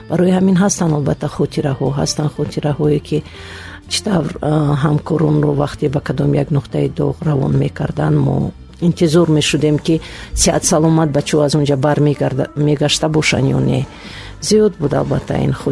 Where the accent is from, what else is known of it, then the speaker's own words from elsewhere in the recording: Dushanbe, Tajikistan; вақте ки аз манам зиёд мепурсанд ки аз куҷое мегӯям аз душанбе